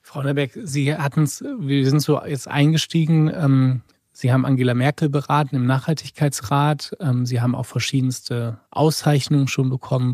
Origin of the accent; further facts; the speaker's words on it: near Rheinberg, North Rhine-Westphalia, Germany; ganz in der Nähe von meinem Geburtsort